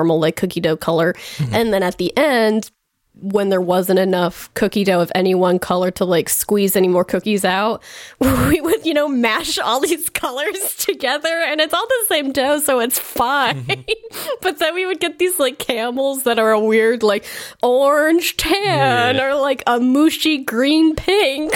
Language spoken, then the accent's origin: English; Indiana, United States; growing up in Indiana